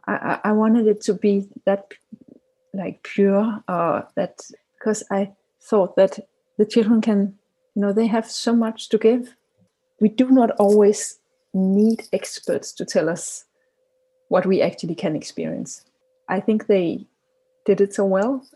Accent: Copenhagen, Capital Region of Denmark, Denmark; I'm from Copenhagen, Denmark

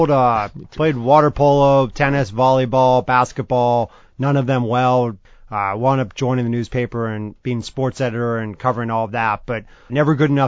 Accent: Los Angeles, California, United States; So I grew up in Los Angeles, right here, uh, mm-hmm. born and raised. So it's great to be back home

